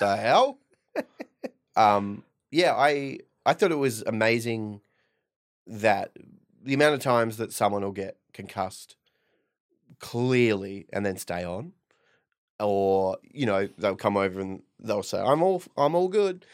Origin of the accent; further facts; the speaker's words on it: Perth, Western Australia, Australia; I'm from Perth